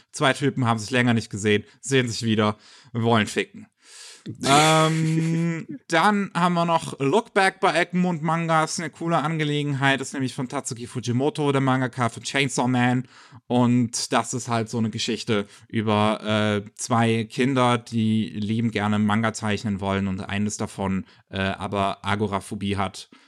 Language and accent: German; Germany; bei uns in Deutschland